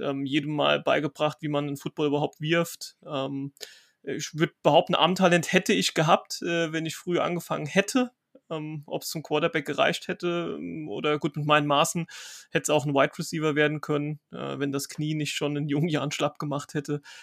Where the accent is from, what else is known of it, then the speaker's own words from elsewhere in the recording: Rhineland-Palatinate, Germany; ich komme ja aus Rheinland-Pfalz